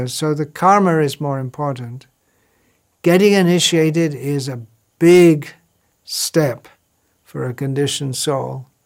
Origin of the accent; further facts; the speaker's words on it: Ireland; moved away as an adult; now in England; So I came from Ireland to England and found out the phone number.